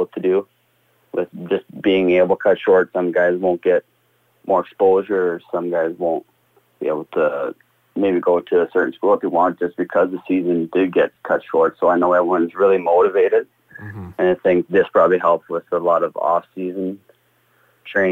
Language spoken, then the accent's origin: English; Yorkton, Saskatchewan, Canada; born or raised there; also born or lived in Chestermere, Alberta; now in Saskatoon, Canada